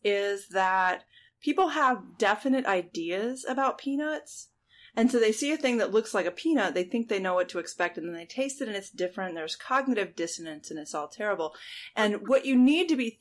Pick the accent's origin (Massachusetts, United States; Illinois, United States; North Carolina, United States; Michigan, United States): North Carolina, United States; Jupiter; growing up in Jupiter, North Carolina